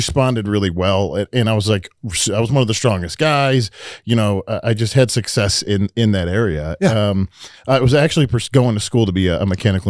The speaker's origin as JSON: {"language": "English", "town": "Detroit", "region": "Michigan", "country": "United States", "tie": "born or raised there", "said": "Up in Michigan. I grew up in Detroit area."}